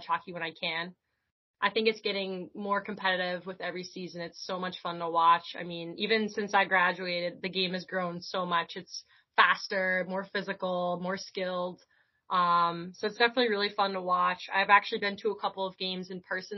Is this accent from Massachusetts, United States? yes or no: yes; Lexington, Massachusetts, United States; growing up in the Boston area, I would say it's a pretty big hub for women's ice hockey